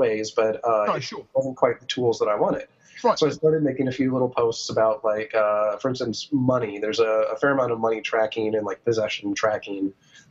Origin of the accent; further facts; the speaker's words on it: New Mexico, United States; I grew up in New Mexico.